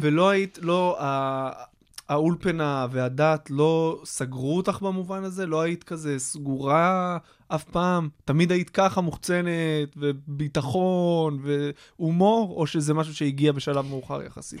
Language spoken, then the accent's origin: Hebrew; Kfar Hasidim, Haifa District, Israel; also born or lived in United States; גדלתי ליד חיפה, בכפר חסידים